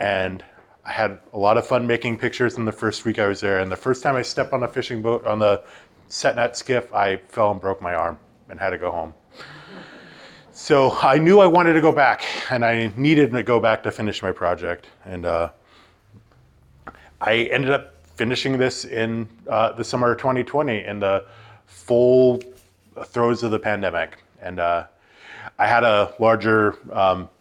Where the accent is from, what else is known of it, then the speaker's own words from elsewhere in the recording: Haines, Alaska, United States; now in Anchorage, United States; I'm originally from Haines, Alaska, and I'm coming to you live from Anchorage, Alaska right now